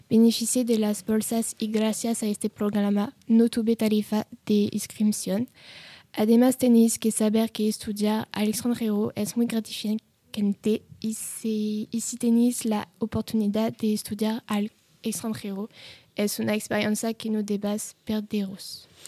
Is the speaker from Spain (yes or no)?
yes; Spain; tengo 22 años y soy una estudiante española en el negocio internacional